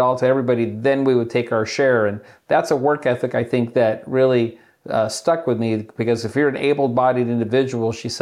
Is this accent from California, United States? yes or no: yes; Chula Vista, California, United States; I grew up in Chula Vista, California, and which is right there on the border